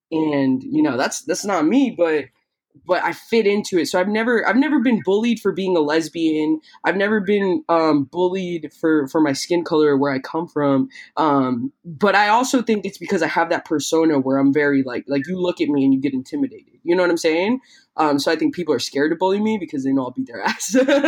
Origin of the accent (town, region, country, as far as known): Tampa, Florida, United States; born or raised there; also born or lived in Peru